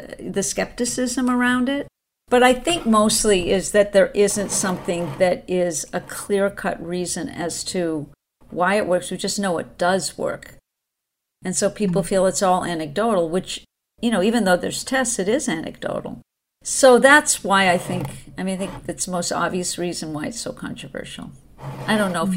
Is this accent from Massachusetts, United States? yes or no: yes; Boston, Massachusetts, United States; moved away; also born or lived in Santa Fe; I was from Boston, and that's the medical mecca